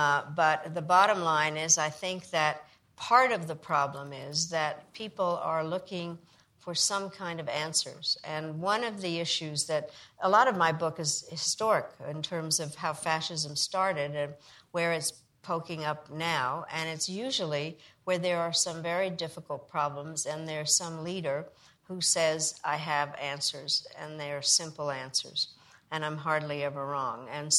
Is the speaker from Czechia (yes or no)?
yes; Czechia; born there; I was born in Czechoslovakia